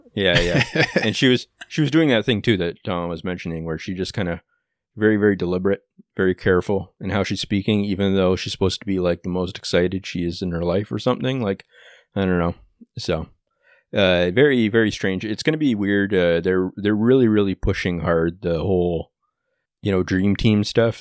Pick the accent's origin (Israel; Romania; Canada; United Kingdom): Canada; as a Canadian